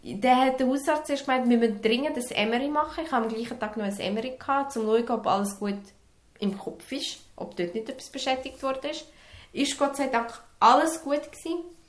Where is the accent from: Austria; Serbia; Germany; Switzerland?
Serbia; moved away; in meinem Heimatland